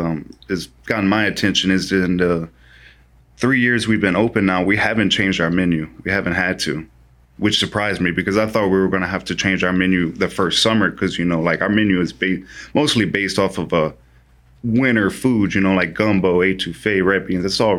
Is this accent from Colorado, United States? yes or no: no; Louisiana, United States; I'm coming from Louisiana where it's 45 degrees and that's freezing to us.